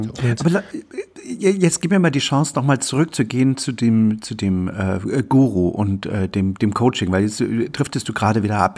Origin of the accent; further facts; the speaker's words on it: East Germany, Germany; ich bin in der DDR aufgewachsen